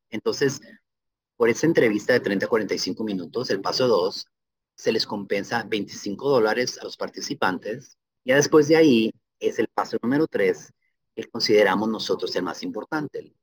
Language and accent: Spanish; Ciudad Juárez, Chihuahua, Mexico; now in Seattle, United States; para mi tierra natal, Ciudad Juárez